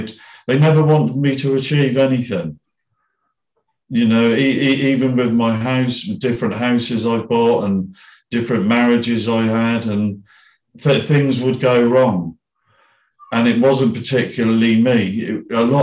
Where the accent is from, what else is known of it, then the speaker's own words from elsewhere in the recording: Bournemouth, South West England, United Kingdom; also born or lived in Philippines; my hometown in Bournemouth